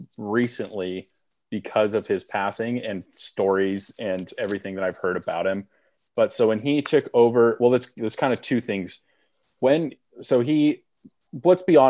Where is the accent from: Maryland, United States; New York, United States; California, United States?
California, United States; Southern; We both went to school in Northern California. We're from Southern California